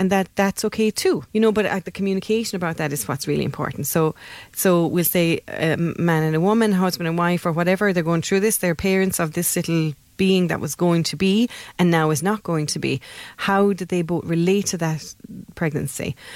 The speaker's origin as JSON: {"language": "English", "country": "Ireland", "said": "we're Irish"}